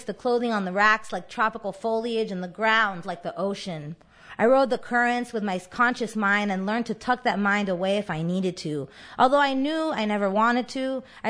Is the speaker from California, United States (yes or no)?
no; Miami, Florida, United States; I grew up in Miami. I'm Cuban American